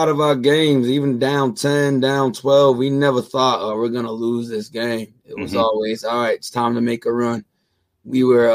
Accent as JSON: {"language": "English", "country": "United States", "tie": "born or raised there", "said": "I grew up in the Bay Village with my grandmother and my mother"}